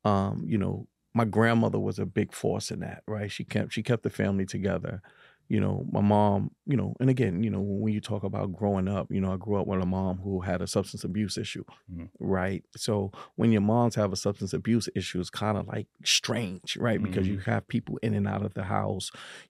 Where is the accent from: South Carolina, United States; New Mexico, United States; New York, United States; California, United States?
New York, United States; Harlem; And, you know, growing up in the 80s was kind of tough, especially in Harlem, right?